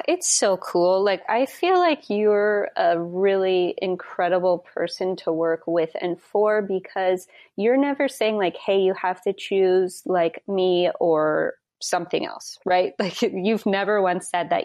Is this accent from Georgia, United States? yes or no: no; Wyoming, United States; moved away; I'm from Wyoming originally